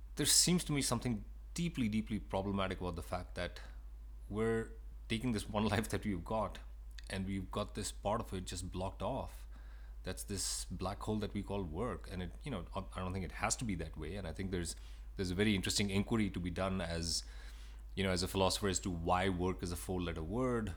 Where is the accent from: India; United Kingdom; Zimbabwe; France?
India; moved away as an adult; now in United States; I was born in India, and I moved to the States when I was 20 years old.